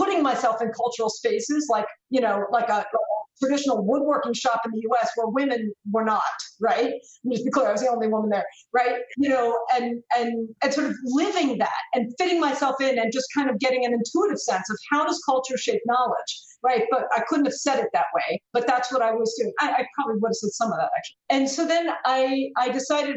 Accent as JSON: {"language": "English", "country": "United States", "said": "as an American"}